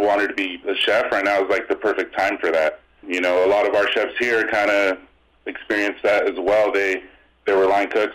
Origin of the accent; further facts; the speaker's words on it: Escondido, California, United States; also born or lived in Las Vegas; I grew up around here in the Escondido area, Southern California